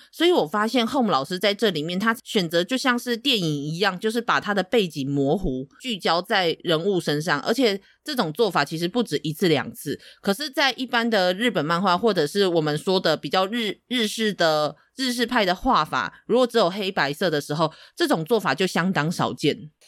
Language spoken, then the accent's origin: Chinese; Tainan, Taiwan; 身为台南人